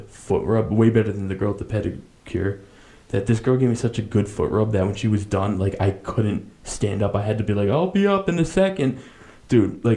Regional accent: United States; I'm American

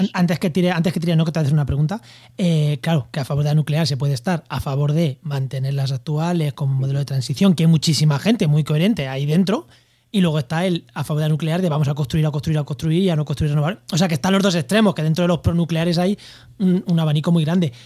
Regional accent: Spain; yo también soy español

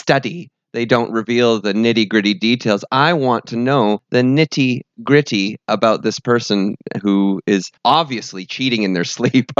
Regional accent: London, United Kingdom; In the UK. I'm from South London.

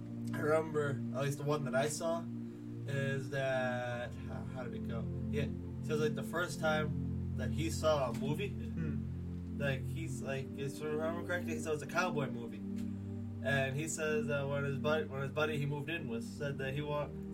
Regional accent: Massachusetts, United States; I was born and raised in Massachusetts

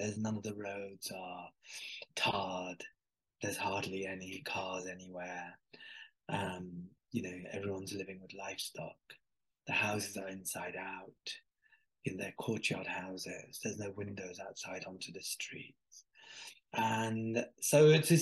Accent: Birmingham, West Midlands, United Kingdom; from Birmingham to this village in Pakistan

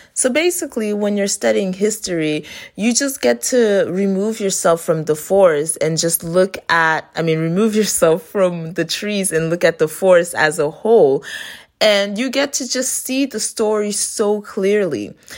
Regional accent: Florida, United States; also born or lived in Haiti; I was raised in Florida

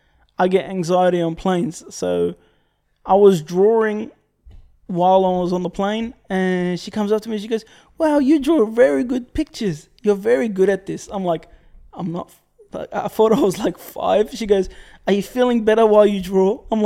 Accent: Australia; being Australian.

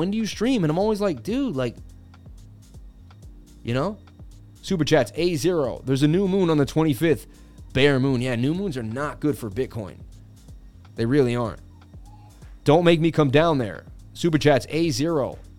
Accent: Massachusetts, United States; born there; I was born in Mass.

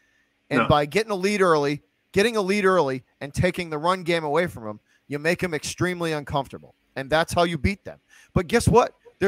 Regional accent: Massachusetts, United States; As I'm Italian, I'm a Virgo, I'm from Massachusetts.

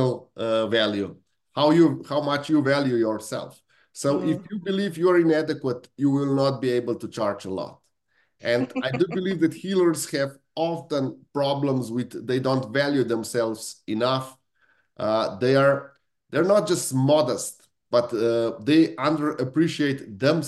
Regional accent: Slovenia; also born or lived in Italy (ancestry); now in United Kingdom; I come from Italian family that was that was really shaped by outside circumstances. Because on the same piece of land, in the same house, in 100 years, there are 4 different countries that we used to live in. It was Austrian Empire, then it was Italy, then it was Yugoslavia, and now in Slovenia

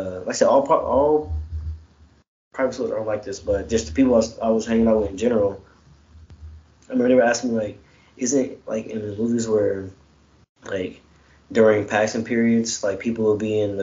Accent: College Station, Texas, United States; also born or lived in Chicago; when I grew up in College Station

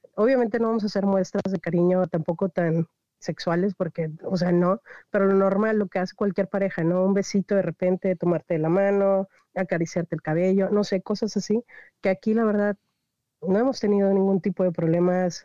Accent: Reynosa, Tamaulipas, Mexico; moved away as an adult; also born or lived in Río Bravo; Yo soy originaria de Reynosa, Tamaulipas

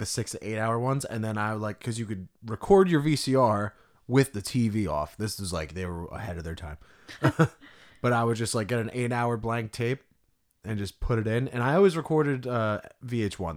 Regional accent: New Jersey, United States; We're from Jersey

